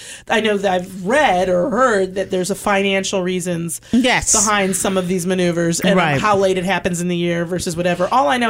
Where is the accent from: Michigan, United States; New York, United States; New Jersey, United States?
Michigan, United States; now in California, United States; I'm from Michigan, okay?